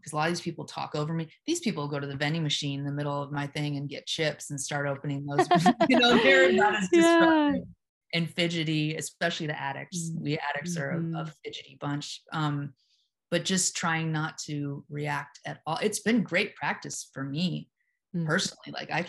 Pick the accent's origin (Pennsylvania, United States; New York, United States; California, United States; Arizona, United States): California, United States; Venice Beach; I grew up in around Venice Beach. I rolled my eyes hard my whole life. I was more of a skateboarding punk rocker.